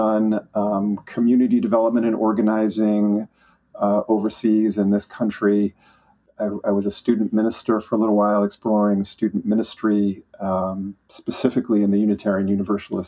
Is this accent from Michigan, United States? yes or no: yes; Flint, Michigan, United States; I was raised in Flint, Michigan